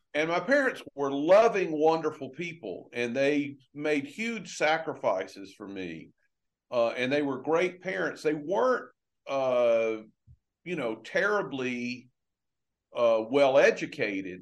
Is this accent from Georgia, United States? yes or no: yes; LaGrange, Georgia, United States; moved away; I grew up in a little town in Georgia, oh. uh, LaGrange, Georgia